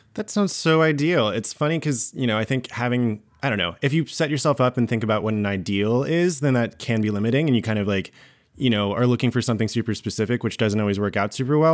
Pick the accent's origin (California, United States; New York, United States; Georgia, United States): Georgia, United States; I grew up in Georgia in the South